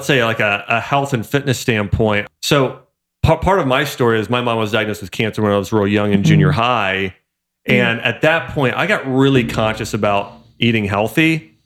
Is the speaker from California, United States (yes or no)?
no; Troy, Ohio, United States; moved away; also born or lived in Kentucky; I'm from Dayton.